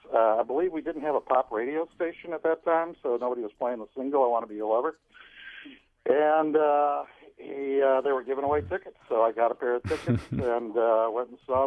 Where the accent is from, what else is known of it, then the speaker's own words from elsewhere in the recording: Detroit, Michigan, United States; now in Minneapolis, United States; I grew up in Detroit, so I was a big Motown guy, and then the whole Ann Arbor with the … and the … all happened, and then moved to Upper Michigan, moved to here in Minneapolis in 1979.